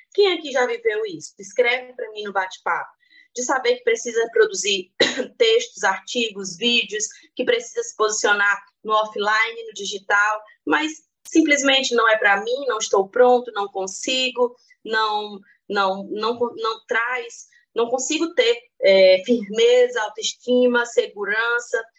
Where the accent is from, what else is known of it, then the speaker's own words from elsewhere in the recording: Piauí, Brazil; now in Brasília, Brazil; Hoje resido em Brasília, mas sou natural do Piauí